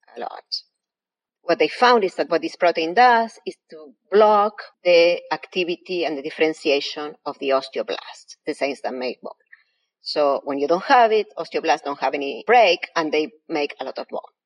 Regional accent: Argentina; English is a second language; moved away as an adult; now in United States; You may infer by my accent, I was not born here. I was born in Argentina. I came to the States 21 years ago

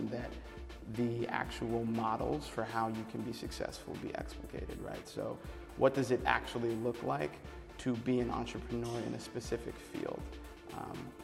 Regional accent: New Hampshire, United States; I grew up in New Hampshire.

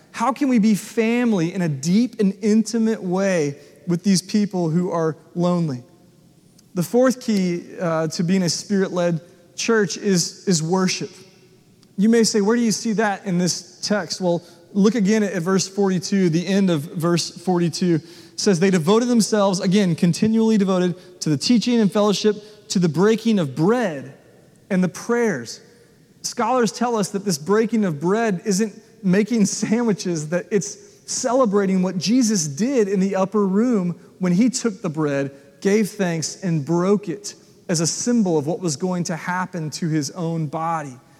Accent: United States; the country church I grew up at in South Williamson County as a young kid.

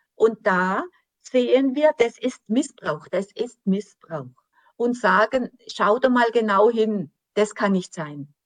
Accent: Germany; für uns als Deutsche

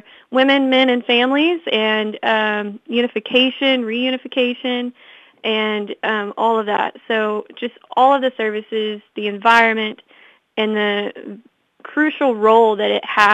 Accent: Fort Smith, Arkansas, United States; I'm from the Fort Smith area, so I was coming home during the summertime

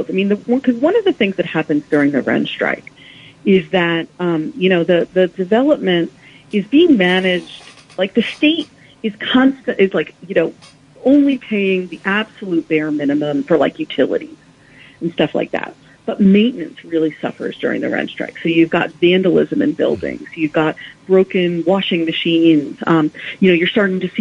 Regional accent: New York City, New York, United States; I grew up in Co-op City, but well after the rent strike

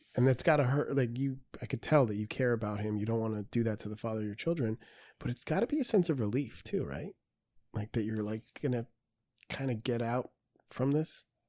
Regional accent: Peru; I'm Peruvian

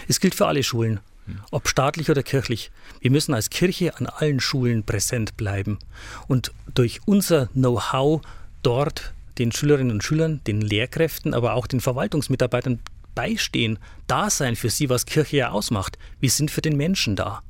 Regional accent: Hilpoltstein, Bavaria, Germany; also born or lived in Augsburg; now in Ingolstadt, Germany; Ich stamme aus der Diözese Eichstätt, aus Hilpolstein genauer gesagt, wurde da groß

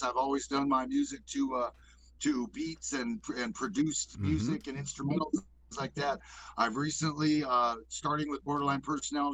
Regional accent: Pacific Northwest, United States; also born or lived in White Earth Nation, Minnesota; now in Southern Oregon, United States; I kind of grew up in the Pacific Northwest, you know, a little bit during my high school years

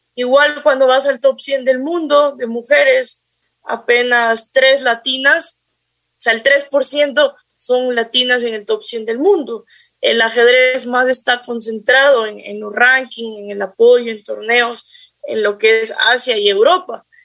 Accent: Quito, Pichincha, Ecuador; yo soy de, de Quito

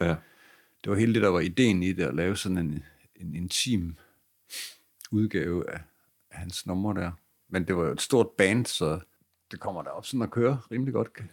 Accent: Aarhus, Central Denmark Region, Denmark; min hjemby

